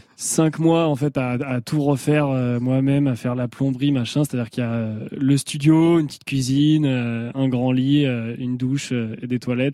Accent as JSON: {"language": "French", "town": "Angers", "region": "Pays de la Loire", "country": "France", "said": "là d'où je viens, donc Angers, euh, la région de la Loire par là"}